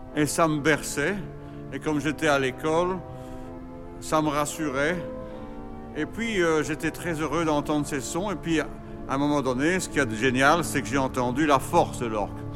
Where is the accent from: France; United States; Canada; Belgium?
Belgium; Brussels, Brussels-Capital Region; also born or lived in Overijse; je suis né à Bruxelles. Je suis né en 58